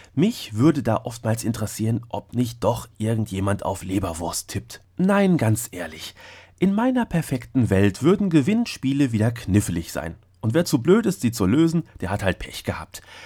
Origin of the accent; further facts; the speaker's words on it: Hamm, North Rhine-Westphalia, Germany; in meiner Heimatstadt Hamm